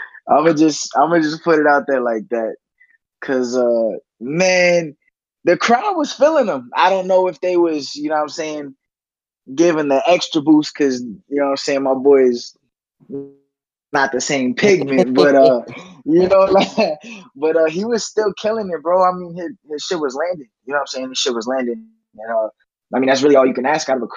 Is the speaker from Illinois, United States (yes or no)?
no; New York City, New York, United States; I'm from Brooklyn